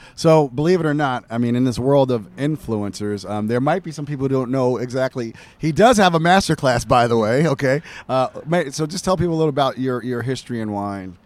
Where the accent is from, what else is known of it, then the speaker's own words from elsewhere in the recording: United States; I'm an American